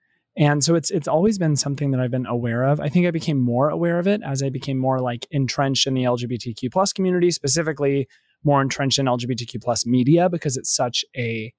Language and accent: English; Arizona, United States; I grew up in Arizona